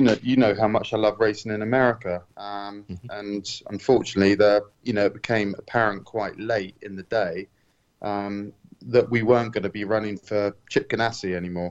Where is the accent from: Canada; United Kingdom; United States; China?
United Kingdom; to join Aston Martin as a Brit